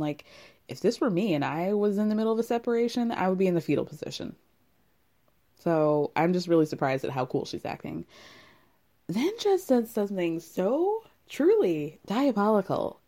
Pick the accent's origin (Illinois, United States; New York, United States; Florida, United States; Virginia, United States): Illinois, United States; I'm from, I was born in Illinois